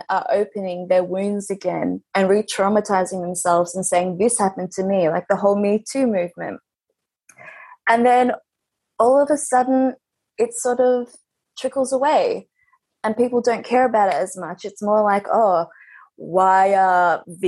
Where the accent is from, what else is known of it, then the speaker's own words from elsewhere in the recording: Melbourne, Victoria, Australia; I am on Wurundjeri country, which is a part of Melbourne. I've been here my whole life.